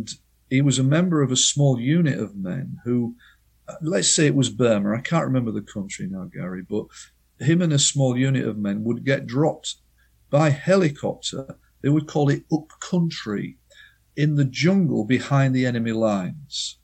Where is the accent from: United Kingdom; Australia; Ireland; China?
United Kingdom; as the Brits in the 50s and 60s, because we know best as British people